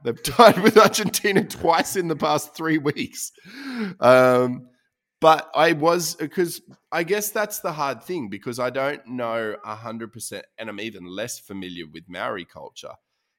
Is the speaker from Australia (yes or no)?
yes; Australia; it's an all-encompassing decision that still reflects the values we want known as being Australian, which I think is about honesty, about integrity, about hard work.